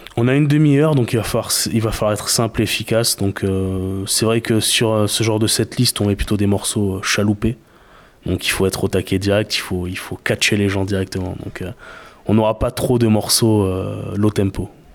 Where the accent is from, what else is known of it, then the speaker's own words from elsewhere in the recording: Bordeaux, Nouvelle-Aquitaine, France; also born or lived in Saint-Aubin; même si on est bordelais